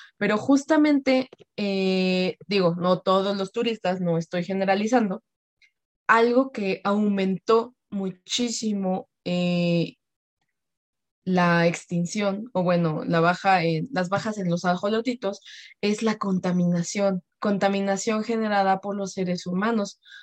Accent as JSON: {"language": "Spanish", "country": "Mexico", "said": "como buenos mexicanos"}